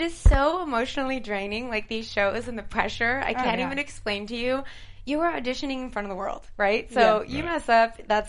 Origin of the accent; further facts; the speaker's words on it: Michigan, United States; moved away as an adult; also born or lived in Toronto, Ontario, Canada; now in Los Angeles, United States; I'm from Canada originally, outskirts of Toronto. Grew up with a big Italian family. And my parents worked in the car industry for General Motors, and they got transferred to the States. So we moved to Michigan. Represent. And I grew up in Michigan